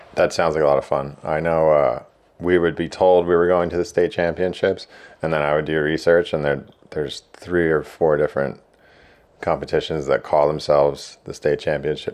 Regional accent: Blairstown, New Jersey, United States; also born or lived in Long Beach Island, New Jersey; I grew up in Blairstown, like, almost, uh, almost Poconos

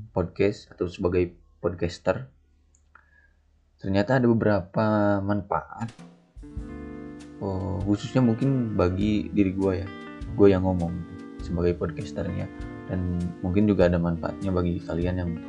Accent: Sumedang, West Java, Indonesia; yang gua tahu itu di kota Sumedang aja jadi kota gua aja tiga bab itu sampai dua juta setengah

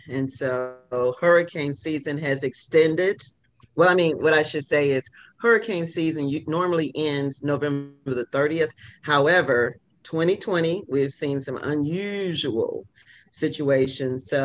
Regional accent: Midwest, United States; now in Louisiana, United States; so like I'm from the Midwest I had to start telling people in Louisiana that there was nothing Southern about me

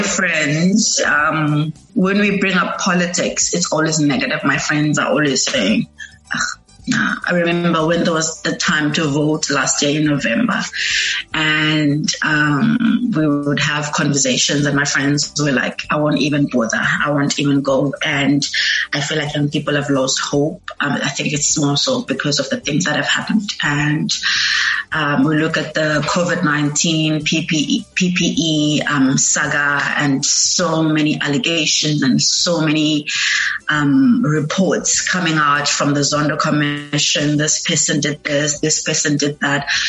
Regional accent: Eastern Cape, South Africa; moved away as an adult; now in Cape Town, South Africa

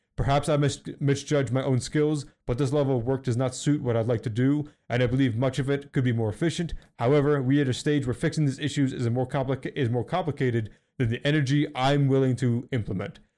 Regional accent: Philadelphia, Pennsylvania, United States; I'm from Philly

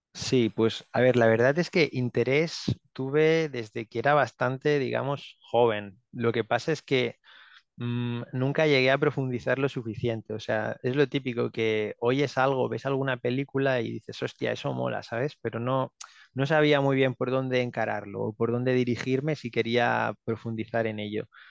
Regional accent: Barcelona, Catalonia, Spain; moved away as an adult; now in Finland; tengo 31 años, eh, soy de Barcelona

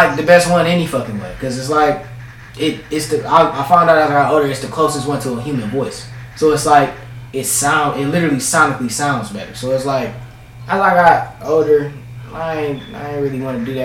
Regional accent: Cleveland, Ohio, United States; I'm from 105.

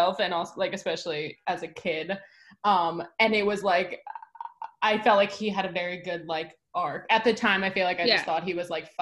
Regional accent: United States; As an American

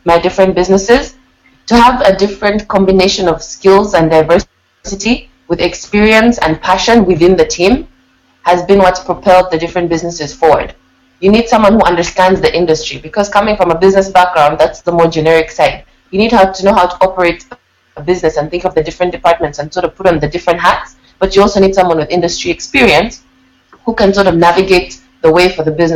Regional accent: Uganda; also born or lived in England; Growing up in Uganda and England, the contrast is so stark and I've been aware of that my whole life

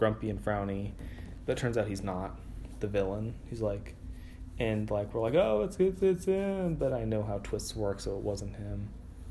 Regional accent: California, United States; I'm Californian

